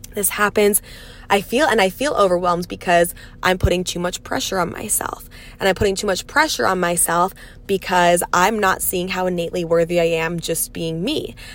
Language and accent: English; Pennsylvania, United States; also born or lived in New York City / Los Angeles / Dallas; now in Texas, United States; I'm from Pennsylvania, moved to New York City, spent six and a half years in LA, then spent half a year in Dallas, and now I'm like 30 minutes outside of Dallas in the country in Texas